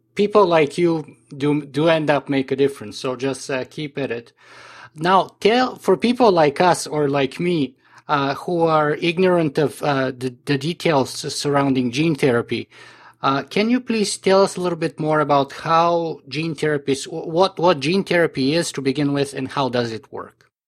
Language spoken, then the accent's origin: English; Canada; as a Canadian